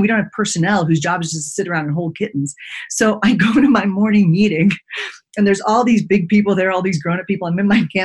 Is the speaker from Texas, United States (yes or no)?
yes; Texas, United States; I grew up in Texas